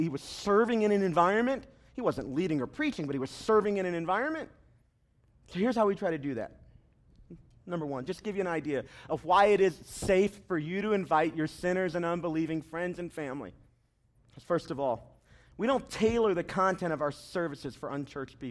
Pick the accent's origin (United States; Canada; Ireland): United States; the South; I'm from the South